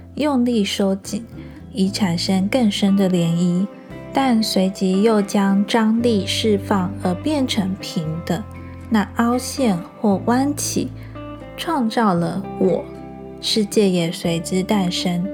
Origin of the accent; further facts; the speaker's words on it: Changhua County, Taiwan; moved away as an adult; also born or lived in Pingtung; now in Kaohsiung, Taiwan; 因为我是从彰化嫁到屏东嘛，那我现在住高雄。